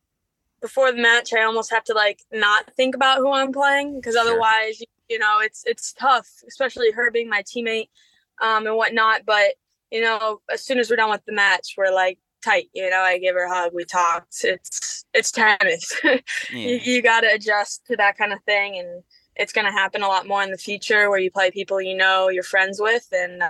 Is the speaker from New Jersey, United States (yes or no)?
no; Cincinnati, Ohio, United States; You know, Cincinnati is my hometown, and I love that.